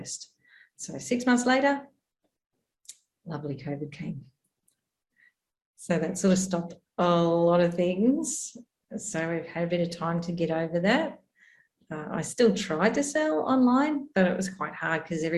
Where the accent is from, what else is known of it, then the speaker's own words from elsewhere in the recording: Australia; moved away as an adult; now in Amman, Jordan; from Australia. We've come from a farm where I'm pretty remote out there to a big city. So quite the opposite, a big city called Amman in Jordan.